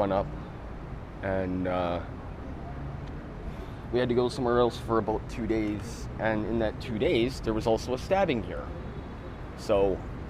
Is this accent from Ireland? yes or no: no; Kenora, Ontario, Canada; now in Winnipeg, Canada; I'm from Kenora originally